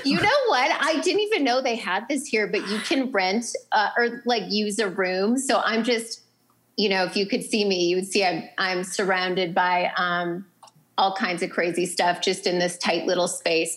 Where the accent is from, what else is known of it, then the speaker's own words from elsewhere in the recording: North Dakota, United States; moved away; I'm originally from North Dakota, so you know, great people, wonderful accents.